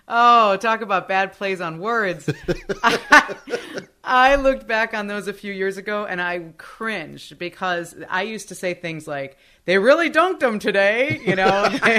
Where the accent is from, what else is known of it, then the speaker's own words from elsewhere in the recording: Madison, Wisconsin, United States; And Madison was my hometown. I grew up there. I went to Madison East High School. Like, that was my city.